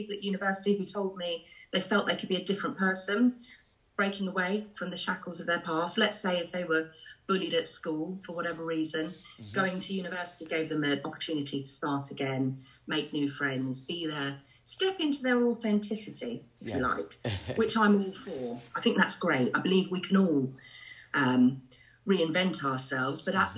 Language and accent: English; England, United Kingdom; accent: English; also born or lived in Ireland; now in Milton Keynes, United Kingdom; I was born in Ireland, and I came over to England when I was very young. I haven't got the accent anymore.